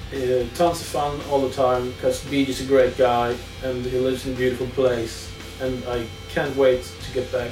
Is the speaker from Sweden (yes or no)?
yes; Sweden; I'm from Sweden.